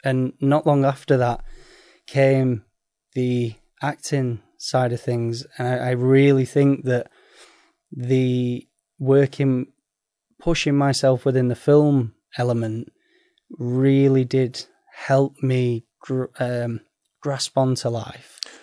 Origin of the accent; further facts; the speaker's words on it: Sheffield, Yorkshire and the Humber, United Kingdom; I'm from Sheffield